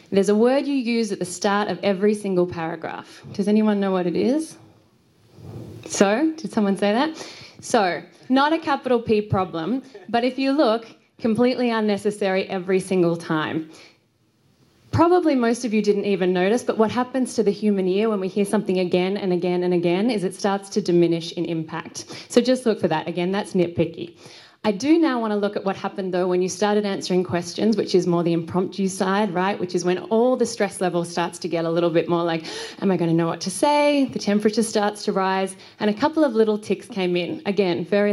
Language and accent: English; Australia; I'm from Australia